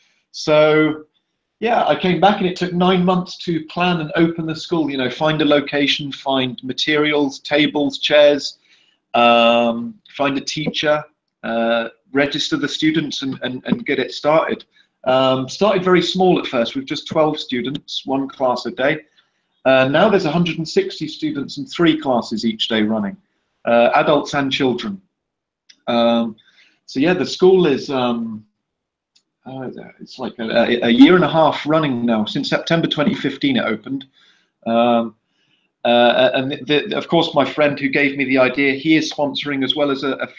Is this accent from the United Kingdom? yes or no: yes; England, United Kingdom; now in Brazil; I took a trip back to England for Christmas 2.5 years ago. And whilst I was in my hometown, a good friend of mine suggested to me, why don't you set up a project in the favela?